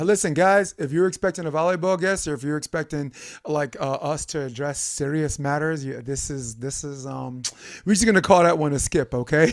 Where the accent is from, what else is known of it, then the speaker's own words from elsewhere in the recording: New York, United States; moved away; where I grew up in New York